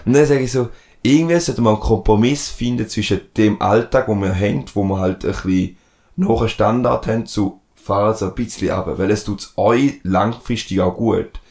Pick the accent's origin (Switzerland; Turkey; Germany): Switzerland; accent: Rheintaler; dann bin ich im Rindtal aufgewachsen, bin im Verein gewesen und dann habe ich ab und zu einen Rintaler Dialekt